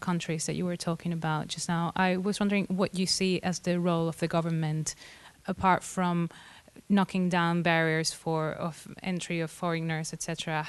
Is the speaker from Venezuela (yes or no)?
yes; Venezuela; from Venezuela as well.